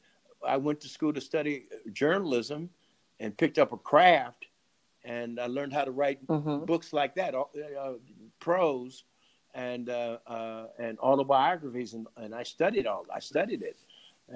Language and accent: English; St. Louis, Missouri, United States; I'm from St. Louis.